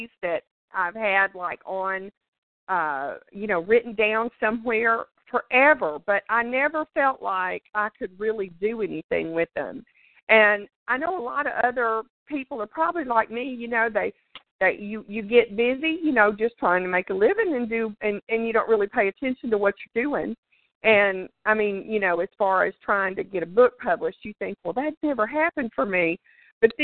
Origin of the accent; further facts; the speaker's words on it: Louisiana, United States; accent: drawl; moved away as an adult; also born or lived in South Texas; now in Texas, United States; I was born and raised in Louisiana. I'm a Southern girl